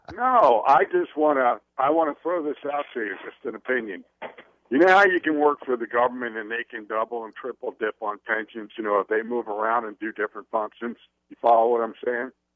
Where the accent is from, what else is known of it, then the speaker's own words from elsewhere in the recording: New Jersey, United States; now in Clearwater, United States; I'm from New Jersey